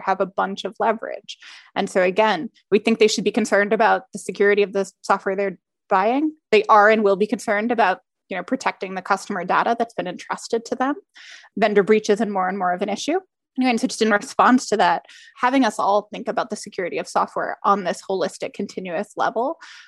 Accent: United States; as an American

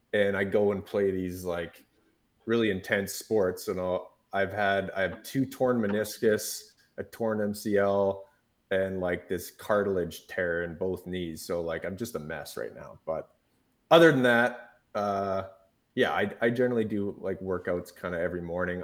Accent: Revelstoke, British Columbia, Canada; in my hometown in Revelstoke

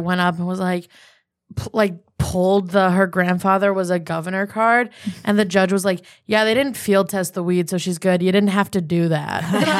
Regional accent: Albany, New York, United States; I'm from Albany

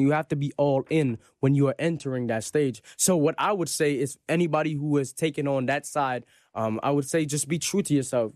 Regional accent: Jamaica; I'm Jamaican.

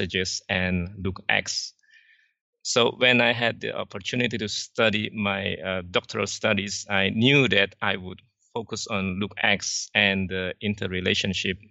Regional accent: Indonesia; also born or lived in Singapore; I'm from Indonesia. I now live in Jakarta

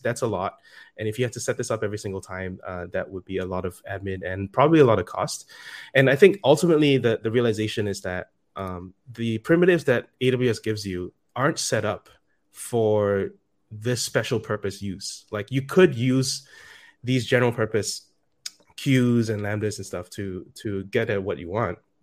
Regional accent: Singapore; I'm from Singapore.

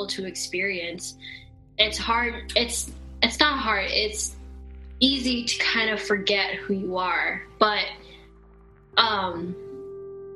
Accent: Honolulu, Hawaii, United States; moved away as an adult; also born or lived in Denver, Colorado; now in Houston, United States; since I'm from Hawaii, I'm Hawaiian. And it's like, no, I'm not Hawaiian. I am not of Native Hawaiian descent. I am a local. I was born there and I was raised there

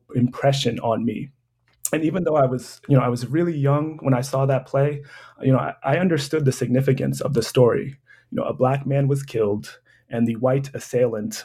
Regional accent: Massachusetts, United States; I was born and raised in Massachusetts

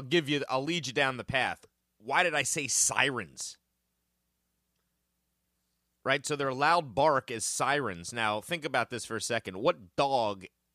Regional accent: Livingston, New Jersey, United States; the Ritz Diner is where I grew up going in Livingston, New Jersey.

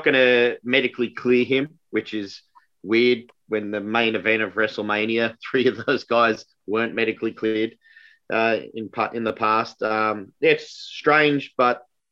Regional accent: Australia; we're Australian fans

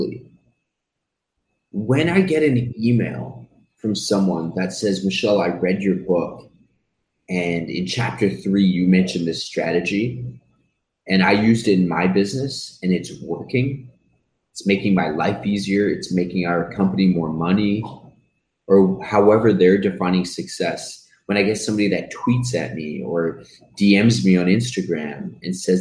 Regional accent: Canada; I was born in Canada, but my parents are from Peru

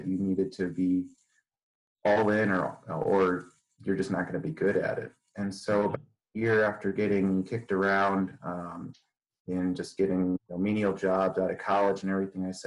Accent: 3 miles north of Westmont practice, Illinois, United States; also born or lived in Chicago / Detroit; I grew up actually just about 3 miles north of the practice that I'm at right now

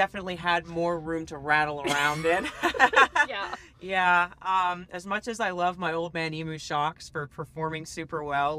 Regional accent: West Virginia, United States; I grew up in West Virginia, so green mountains were at least familiar.

